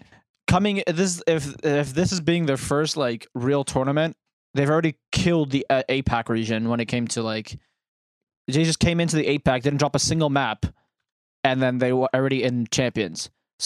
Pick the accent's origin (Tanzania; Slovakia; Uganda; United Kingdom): United Kingdom; I feel like as a Brit